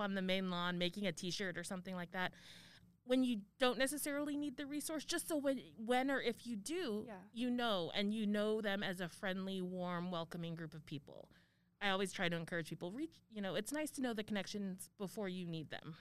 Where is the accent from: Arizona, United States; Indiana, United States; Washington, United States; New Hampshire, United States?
Arizona, United States; moved away; I grew up in Arizona